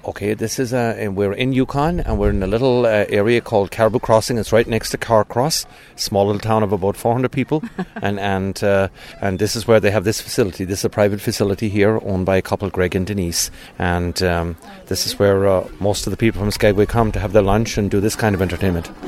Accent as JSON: {"language": "English", "area": "County Cork", "region": "Munster", "country": "Ireland", "also_born_or_lived": "Tucson, Arizona", "moved": "yes", "lives_now": "Arizona, United States", "said": "I'm originally from Ireland, from okay. County, County Cork."}